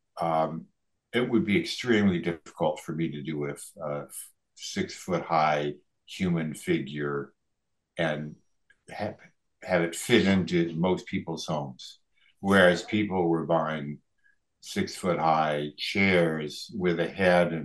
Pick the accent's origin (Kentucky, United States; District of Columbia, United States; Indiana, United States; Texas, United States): District of Columbia, United States; D.C.; now in Mendocino County, United States; I grew up outside of Washington, D.C.